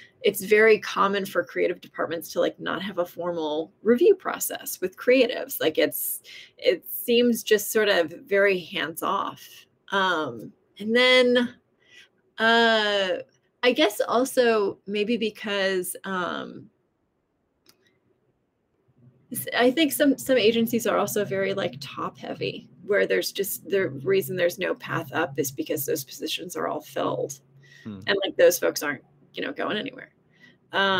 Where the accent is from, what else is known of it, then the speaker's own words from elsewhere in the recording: Southern California, United States; I grew up in Southern California